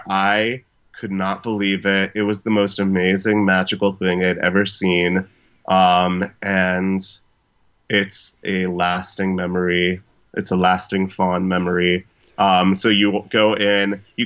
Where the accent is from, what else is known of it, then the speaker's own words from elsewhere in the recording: Fort Bragg, North Carolina, United States; born there; I went to Disney World when I lived in North Carolina, because I was born in Fort Bragg, North Carolina.